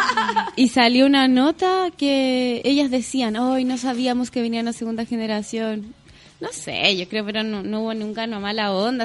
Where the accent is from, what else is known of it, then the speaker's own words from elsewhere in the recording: Chile; en verdad soy como italiana, nací en Chile, porque todos mis abuelos, mis cuatro abuelos son italianos